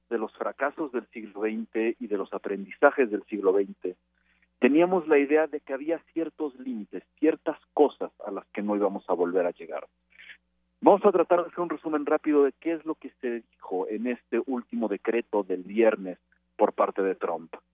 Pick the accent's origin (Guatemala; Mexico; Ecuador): Mexico; me veo a mí mismo como mexicano, mitad mexicano, mitad sirio